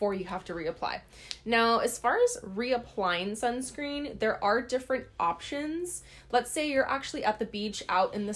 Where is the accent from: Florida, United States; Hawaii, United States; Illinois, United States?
Hawaii, United States; We grew up in Hawaii